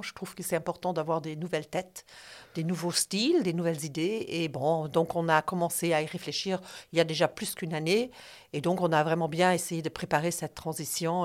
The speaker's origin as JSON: {"language": "French", "country": "Luxembourg", "tie": "born or raised there", "said": "Je suis née à Luxembourg."}